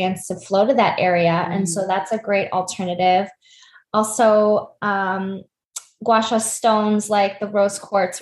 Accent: United States; I'm Korean American, and I grew up in a Korean household, very influenced by my immigrant parents

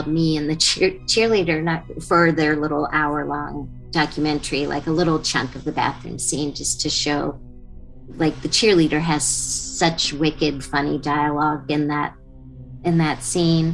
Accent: Alexandria, Virginia, United States; moved away as an adult; I flew home to Alexandria, Virginia

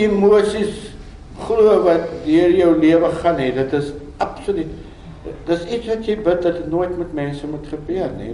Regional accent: South Africa; ek is 'n boer man ek is Afrikaner

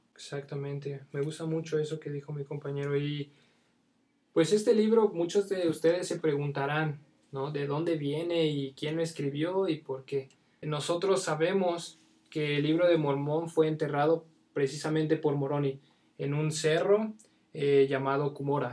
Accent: State of Mexico, Mexico; soy del Estado de México

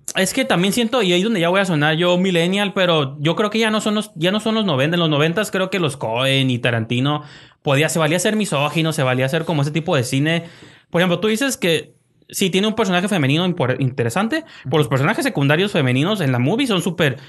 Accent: Mexico; soy mexicano

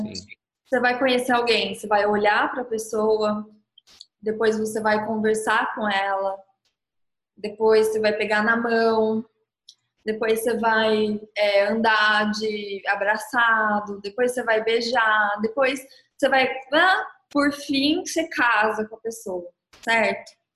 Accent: Ribeirão Preto, São Paulo, Brazil; Eu sou de Ribeirão Preto

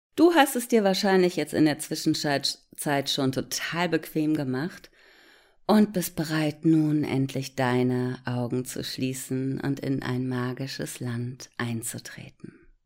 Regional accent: Hamburg, Germany; ich sitze in Hamburg. Dort bin ich übrigens auch geboren und am Rande von Hamburg aufgewachsen.

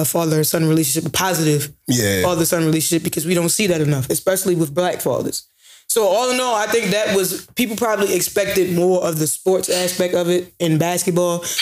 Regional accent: Baltimore, Maryland, United States; I was born in Sinai

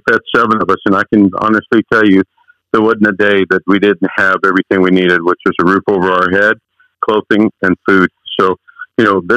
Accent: United States; English is a second language; also born or lived in Chihuahua, Mexico; My parents moved to the United States at the age of 9

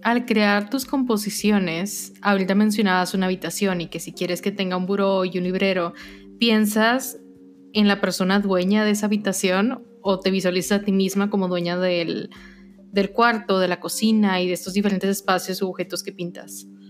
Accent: Mexico; siendo mexicanos

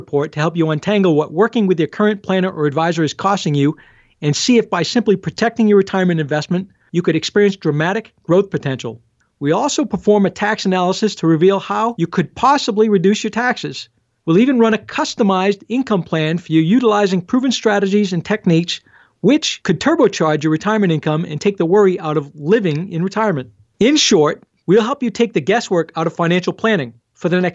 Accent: Rumford, Maine, United States; also born or lived in Lewiston, Maine; I'm from Rumford originally, so I've got a lot of clients that are coming through that want to do business with somebody from the hometown

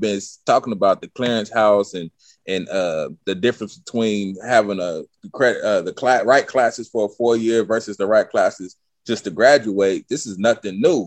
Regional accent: Stockton, California, United States; Us from Stockton

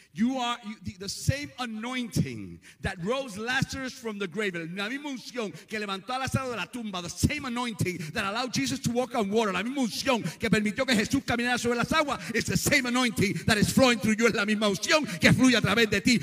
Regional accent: Puerto Rico; moved away; also born or lived in South Bronx / South Brooklyn / Yonkers; soy medio prietito de Cabo Puerto Rico

